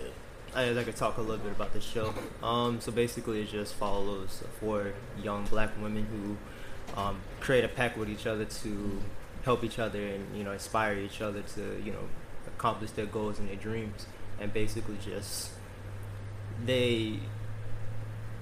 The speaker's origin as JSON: {"language": "English", "town": "Greenville", "region": "South Carolina", "country": "United States", "said": "I'm originally from Greenville, South Carolina"}